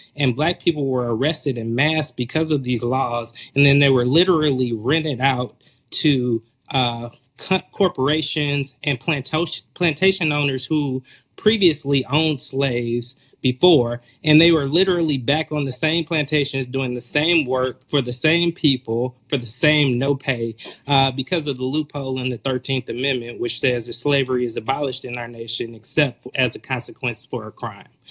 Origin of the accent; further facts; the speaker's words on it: Atlanta, Georgia, United States; moved away as an adult; also born or lived in Appalachian Mountain region / Oakland, California; now in Chicago, United States; born and raised in the Metro Atlanta area